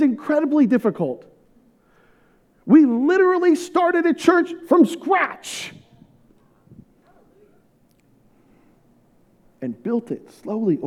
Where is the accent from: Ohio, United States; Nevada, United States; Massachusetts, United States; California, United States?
California, United States; moved away as an adult; also born or lived in Houston, Texas; I'm in my hometown. I'm surrounded by all my people, like, all my family, so many friends. I grew up in this town